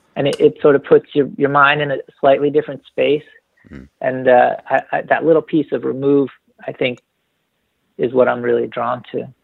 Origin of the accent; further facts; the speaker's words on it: New Haven, Connecticut, United States; now in Northern California, United States; I grew up in New Haven, Connecticut, and then moved down to the country a little bit outside of New Haven.